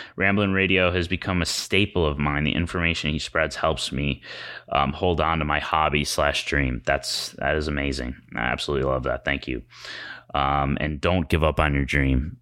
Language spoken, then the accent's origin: English; Chicago, Illinois, United States; now in Los Angeles, United States; I'm from Chicago and we don't have any kind of natural disasters. And so moving